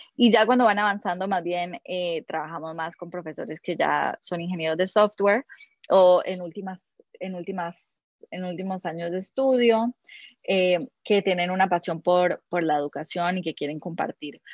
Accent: Colombia; moved away as an adult; also born or lived in United States; now in Peru; yo, soy colombiana

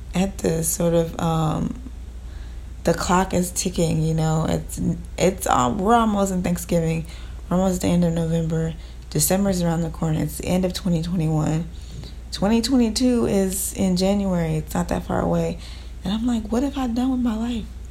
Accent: Texas, United States; I'm in Texas, um, because I was born in Texas

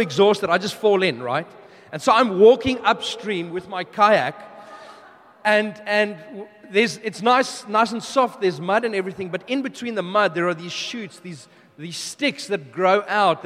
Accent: South Africa; also born or lived in United Kingdom / New Zealand / Melbourne, Australia; now in Brisbane, Australia; we are originally from South Africa. We moved to the UK, New Zealand, Melbourne, and now we are here in Brisbane

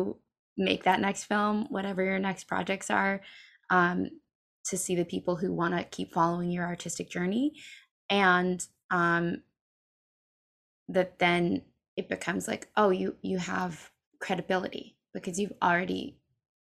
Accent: New York City, New York, United States; I grew up in New York City

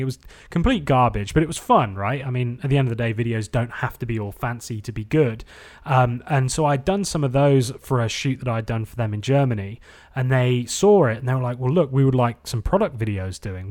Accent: England, United Kingdom; also born or lived in Hermosa Beach, United States; now in United States; Growing up in England and going surfing in Newquay

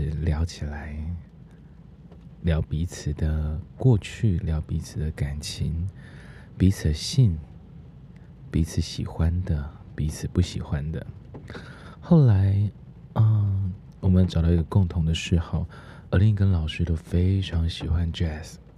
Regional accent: the countryside of central Taiwan, Taiwan; moved away; also born or lived in Taoyuan; 老师自己小时候住在中部的乡下，那时候也都住在。平房里面

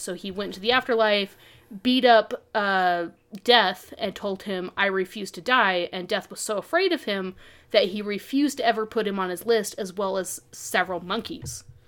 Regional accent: Utah, United States; I was raised in Utah

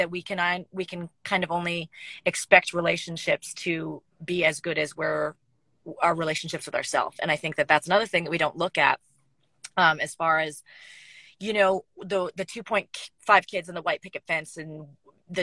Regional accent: Canada; moved away as an adult; now in Nashville, United States; I had to move back to Canada. I was living and working in Nashville and the music shut down. And because I'm a Canadian citizen, I had to head back

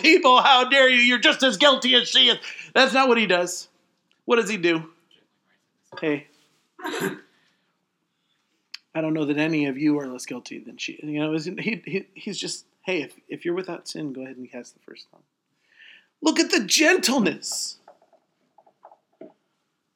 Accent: United States; I'm an American

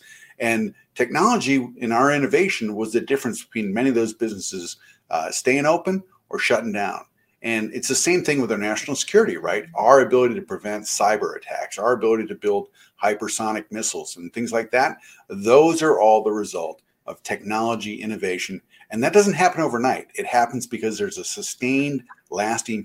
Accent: Michigan, United States; I'm originally from Michigan and I graduated from high school in the 80s

